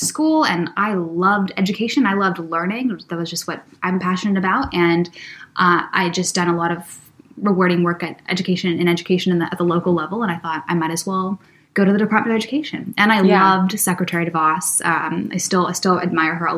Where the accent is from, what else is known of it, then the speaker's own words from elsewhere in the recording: Vancouver, British Columbia, Canada; also born or lived in Los Angeles, United States / London, United Kingdom; I'm from Los Angeles originally, raised in Vancouver, Canada.